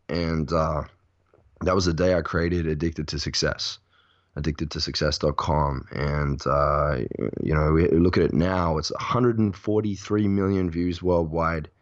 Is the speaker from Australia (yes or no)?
yes; Perth, Western Australia, Australia; born or raised there; now in Bali, Indonesia